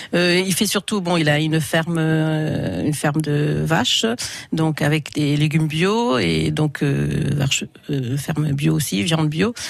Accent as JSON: {"language": "French", "town": "Vézelay", "region": "Bourgogne-Franche-Comté", "country": "France", "tie": "born or raised there", "moved": "as an adult", "lives_now": "Saint-Père-sous-Vézelay, France", "said": "je suis originaire de Vézelay"}